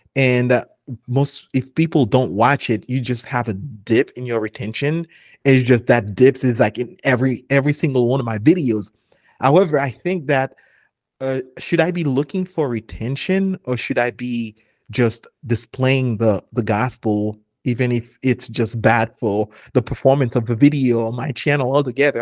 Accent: Haiti; moved away; I'm from Haiti

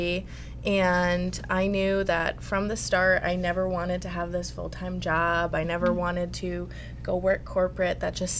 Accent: Connecticut, United States; Outside Hartford, Connecticut.

